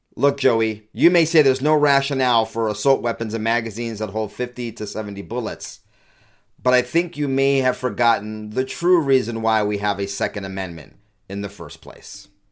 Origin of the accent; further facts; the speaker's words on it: California, United States; now in Utah, United States; I'm from California, moved to Utah, stopgap before I eventually become a Texan